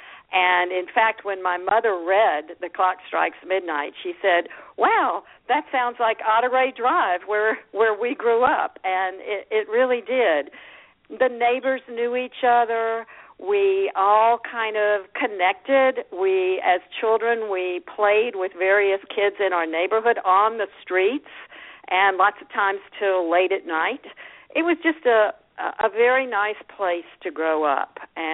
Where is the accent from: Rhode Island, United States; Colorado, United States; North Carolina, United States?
North Carolina, United States; High Point; also born or lived in Winston-Salem, North Carolina; I grew up in High Point, North Carolina, which is in the Piedmont part of North Carolina, near Greensboro, Winston-Salem, that area. I was actually born in Winston-Salem, but I grew up in High Point, and it was a great place to grow up.